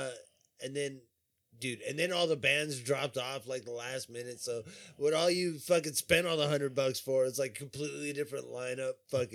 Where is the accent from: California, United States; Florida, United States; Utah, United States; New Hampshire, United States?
California, United States; Riverside; I grew up in Riverside. Good luck getting a cab.